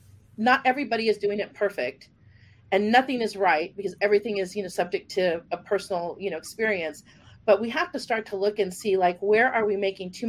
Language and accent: English; Texas, United States; because I'm from Texas and I spent a lot of time in Oklahoma